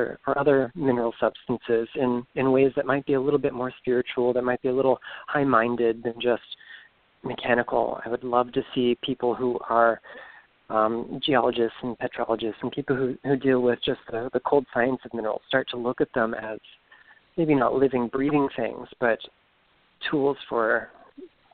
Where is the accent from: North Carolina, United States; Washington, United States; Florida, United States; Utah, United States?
Florida, United States; Stuart; now in Orlando, United States; I'm originally from Southeast Florida, a little town called Stewart on the Treasure Coast